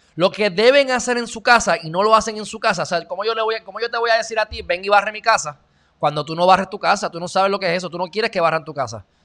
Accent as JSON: {"language": "Spanish", "country": "Puerto Rico", "said": "el pueblo de Puerto Rico"}